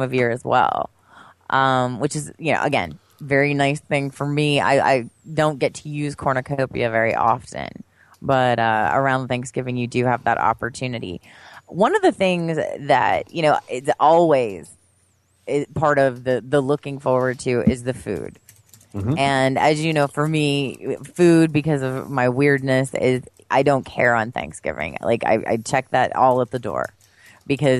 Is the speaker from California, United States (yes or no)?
no; near State College, Pennsylvania, United States; moved away; my hometown is like a suburb of State College, which is where Penn State is